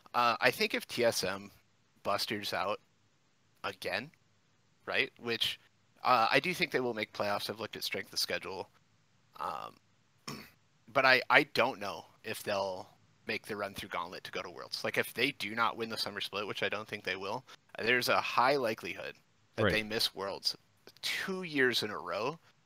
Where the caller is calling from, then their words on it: Flint, Michigan, United States; Flint, Michigan, my man.